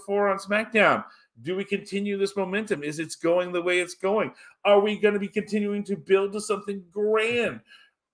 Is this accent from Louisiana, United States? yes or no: yes; Louisiana, United States; now in Texas, United States; my home state of Louisiana